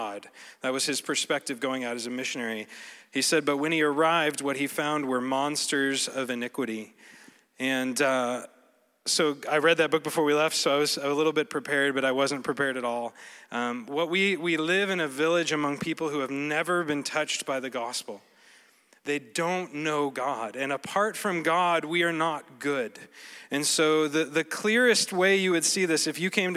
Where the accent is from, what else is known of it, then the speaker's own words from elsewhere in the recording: Colorado, United States; moved away as an adult; now in Cameroon; I grew up in Colorado